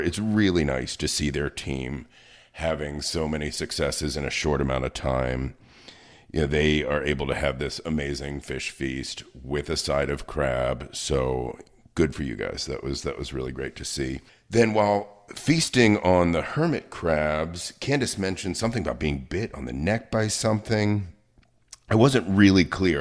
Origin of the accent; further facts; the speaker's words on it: Baltimore, Maryland, United States; I come from Baltimore